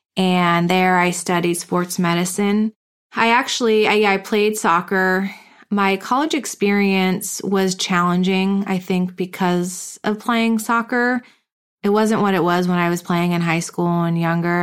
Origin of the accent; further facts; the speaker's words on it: East Longmeadow, Massachusetts, United States; moved away as an adult; also born or lived in Hamden, Connecticut; now in Carlsbad, United States; I grew up in a small town called East Long Meadow, Massachusetts